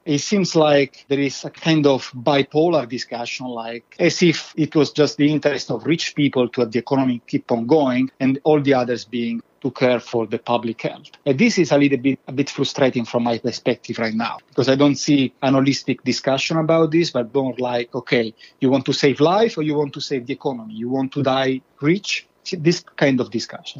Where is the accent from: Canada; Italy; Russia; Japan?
Italy; now in Sweden; I'm originally from Italy